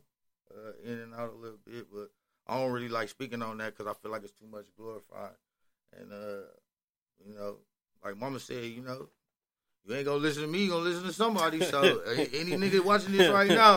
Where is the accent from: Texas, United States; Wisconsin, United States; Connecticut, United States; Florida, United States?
Wisconsin, United States; Milwaukee; growing up in Milwaukee